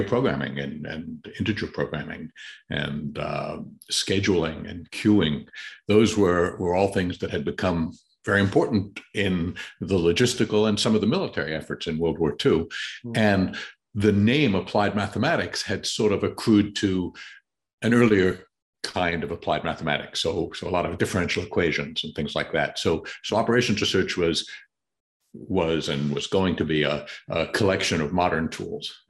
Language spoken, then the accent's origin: English; New York City, New York, United States; accent: Queens English; I grew up in New York City